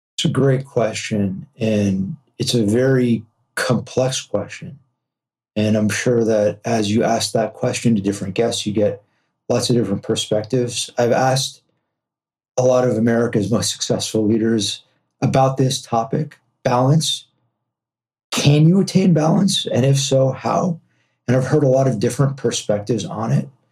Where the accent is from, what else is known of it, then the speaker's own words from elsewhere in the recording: Los Angeles, California, United States; also born or lived in New York; I'm from Los Angeles, born and raised here